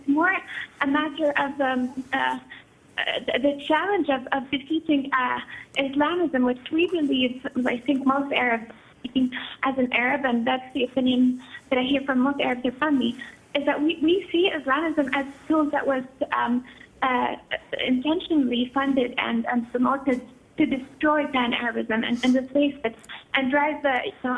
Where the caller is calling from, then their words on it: Montreal, Quebec, Canada; I'm calling from Montreal, Canada.